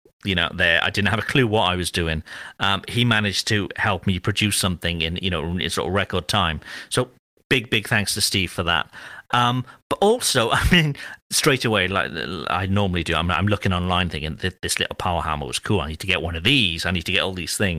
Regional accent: Cardiff, Wales, United Kingdom; moved away; I'm currently in Cardiff, which is my hometown

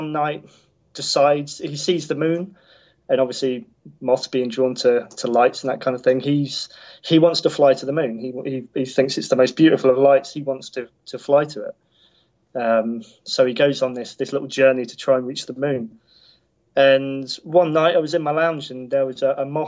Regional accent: United Kingdom; being a Brit as well

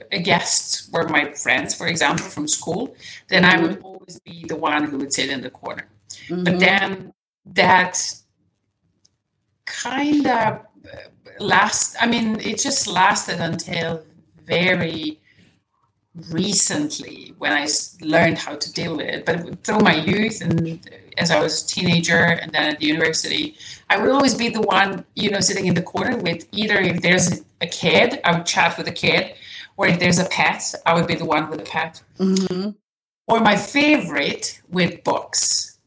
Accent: Serbia; first language Serbian; English is a second language; I studied Serbian, my native my mother tongue.

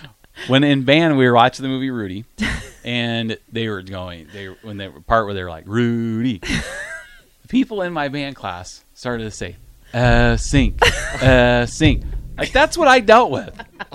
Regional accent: Iowa, United States; Growing up in Iowa, I was an obnoxious Nebraska fan.

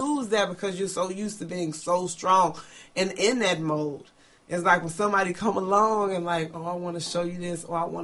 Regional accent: Chicago, Illinois, United States; Growing up in Chicago, and growing up in the neighborhood that I grew up

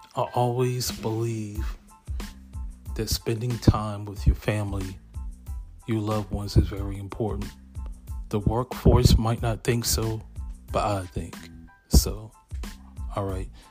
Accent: Lexington Park, Maryland, United States; also born or lived in Hampton, Virginia; I grew up in Lexington Park, Maryland.

